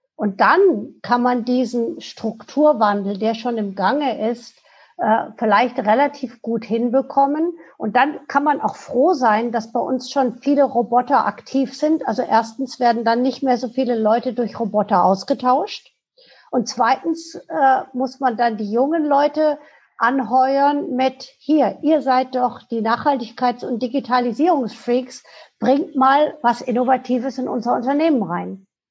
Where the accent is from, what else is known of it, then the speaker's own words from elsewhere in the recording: Germany; wir als Deutsche